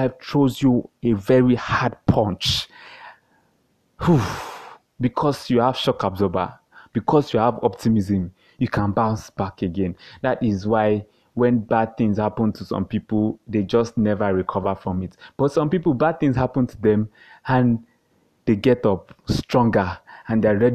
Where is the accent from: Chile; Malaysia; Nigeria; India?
Nigeria